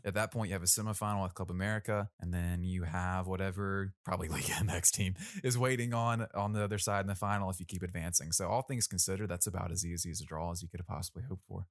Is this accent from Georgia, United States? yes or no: yes; Rincon, Georgia, United States; I'm from Rincon, Georgia